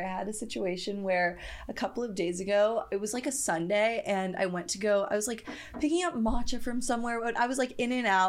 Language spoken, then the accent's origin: English; San Diego, California, United States; No, I grew up in San Diego.